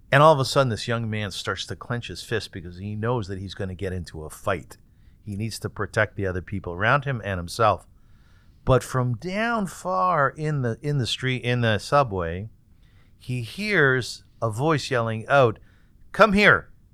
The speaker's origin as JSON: {"language": "English", "town": "Kitchener", "region": "Ontario", "country": "Canada", "tie": "born or raised there", "said": "I was born in Kitchener and my father was the rabbi"}